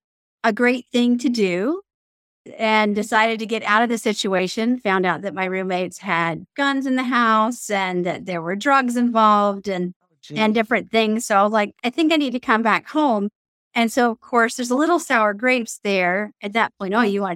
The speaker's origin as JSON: {"language": "English", "town": "Mobile", "region": "Alabama", "country": "United States", "tie": "born or raised there", "said": "I grew up in the South, moved to Mobile, Alabama when I was 9 years old, have a couple of older siblings."}